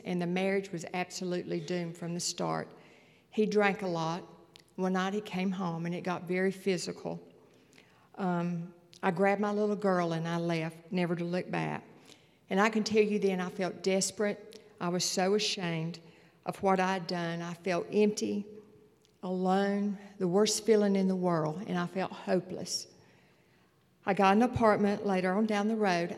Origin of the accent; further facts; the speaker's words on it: Morganton, North Carolina, United States; I grew up in Morganton in a loving home